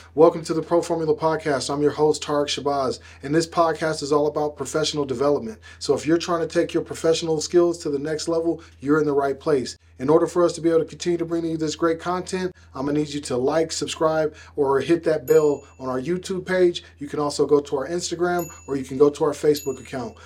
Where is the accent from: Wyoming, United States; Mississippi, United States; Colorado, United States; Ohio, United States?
Colorado, United States; Aurora; I'm from North Aurora